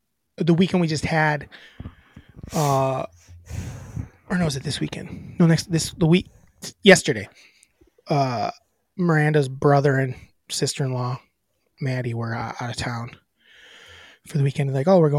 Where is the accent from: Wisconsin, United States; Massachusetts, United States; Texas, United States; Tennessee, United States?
Wisconsin, United States; Oregon; It's in my hometown. Is my hometown.